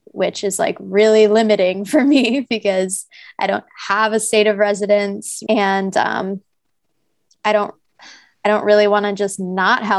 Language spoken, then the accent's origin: English; New Jersey, United States; moved away as an adult; the home that we grew up in New Jersey